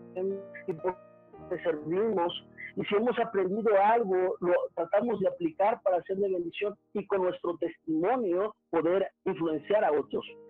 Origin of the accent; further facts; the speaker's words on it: Mexico; moved away as an adult; now in Managua, Nicaragua; nosotros que somos mexicanos